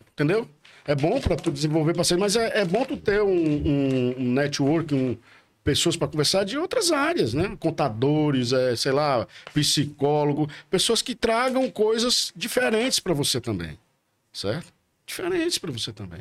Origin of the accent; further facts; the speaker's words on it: Porto Alegre, Rio Grande do Sul, Brazil; moved away; eu nasci em Porto Alegre, minha mãe era gaúcha, nasci em Porto Alegre